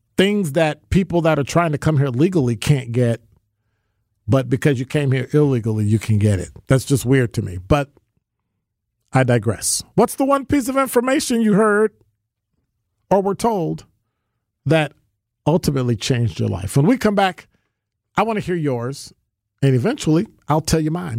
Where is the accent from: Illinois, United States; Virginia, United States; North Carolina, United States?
Illinois, United States; Chicago; I grew up in Chicago, born and raised, Bears fan, diehard